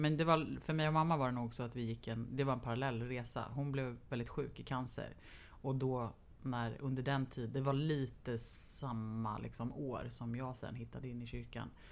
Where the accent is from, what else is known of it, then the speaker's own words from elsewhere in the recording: Lidingö, Stockholm County, Sweden; jag är uppvuxen på, delvis på Lidingö.